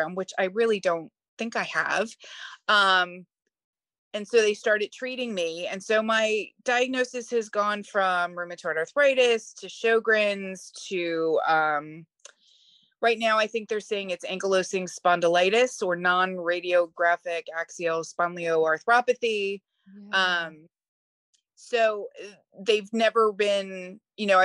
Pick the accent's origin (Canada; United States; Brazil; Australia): United States; Philadelphia, Pennsylvania; I am from Philadelphia